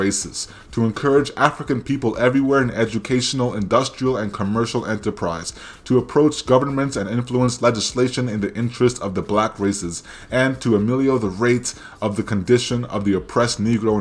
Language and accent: English; Canada; accent: Anglosphere Canadian; My Anglosphere Canadian accent